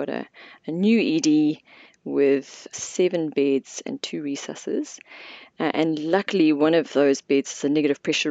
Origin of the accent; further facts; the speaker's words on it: South Africa; moved away as an adult; now in Queenstown, New Zealand; I'm originally from South Africa, and I did my medical degree in South Africa, worked there for a couple of years before coming out here in 2002